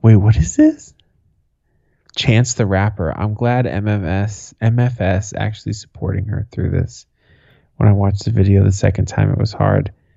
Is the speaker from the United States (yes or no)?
yes; Boston, Massachusetts, United States; When I was a kid, growing up in Boston